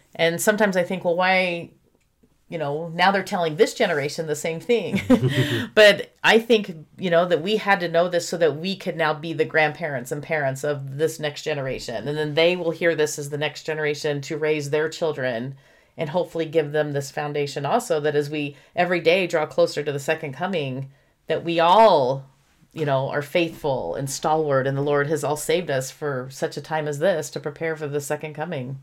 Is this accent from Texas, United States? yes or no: yes; Houston, Texas, United States; when I was in high school growing up in Houston, Texas